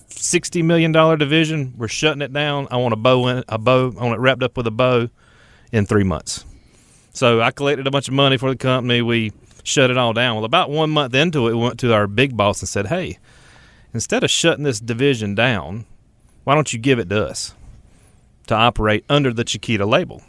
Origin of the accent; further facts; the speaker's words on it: Ellerbe, North Carolina, United States; moved away as an adult; also born or lived in Pinehurst, North Carolina; now in Charlotte, United States; originally from Richmond County, L R B, North Carolina